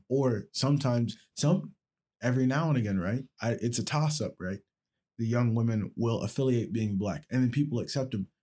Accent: United States; I identify heavily with America

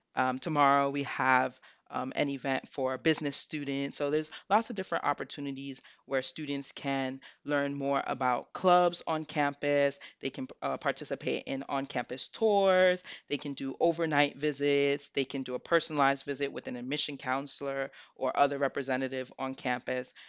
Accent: New York City, New York, United States; moved away as an adult; now in Selinsgrove, United States; I'm from the Bronx, New York

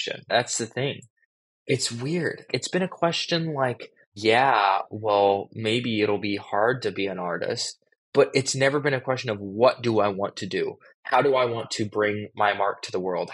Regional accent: Los Angeles, California, United States; growing up in Los Angeles

